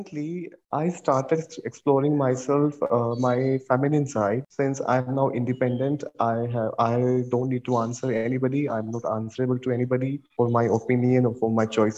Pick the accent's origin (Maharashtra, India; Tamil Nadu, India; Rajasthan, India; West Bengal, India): Rajasthan, India; Jaipur; now in Gurgaon, India; I'm basically from Jaipur, Rajasthan, but now I'm settled in Gurgaon, Delhi, NCR.